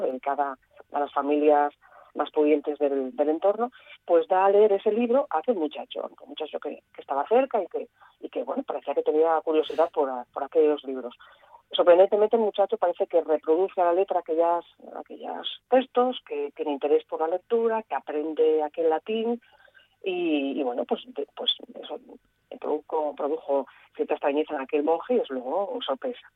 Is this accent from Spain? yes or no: yes; Gijón, Asturias, Spain; Yo soy una gijonesa que veraneaba encantadísima de niña en casa de mis abuelos en, Cabrales